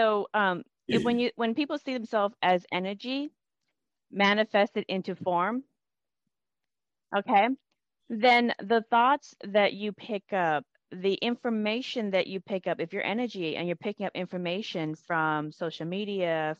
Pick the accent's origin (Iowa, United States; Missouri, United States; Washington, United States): Washington, United States; Everett; I'm from Everett, Washington, which is 20 miles away from Seattle